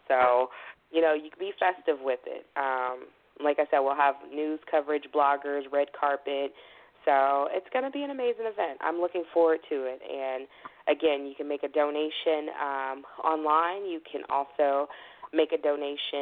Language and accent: English; Chicago, Illinois, United States; I'm a Chicagoan all day long with, you know, the southern feel.